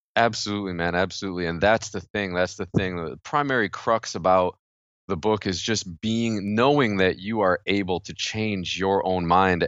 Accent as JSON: {"language": "English", "region": "New York", "country": "United States", "said": "I'm from New York"}